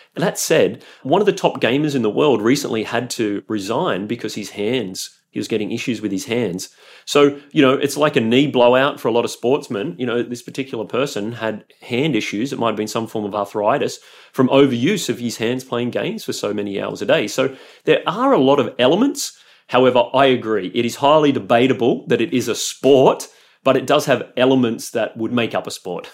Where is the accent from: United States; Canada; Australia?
Australia; moved away as an adult; also born or lived in Europe; I'm Australian, and so I really just wanted to return to Australia